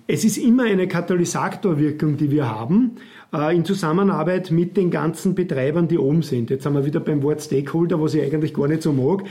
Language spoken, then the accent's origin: German; Reichenau an der Rax, Lower Austria, Austria; also born or lived in Vienna; Ich bin ein gebürtiger Reichenau